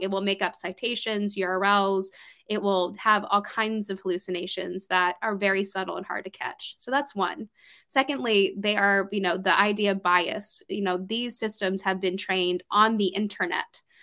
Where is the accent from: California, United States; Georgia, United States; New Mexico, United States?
Georgia, United States; moved away as an adult; also born or lived in New York City; I moved up from Georgia, which is where I'm from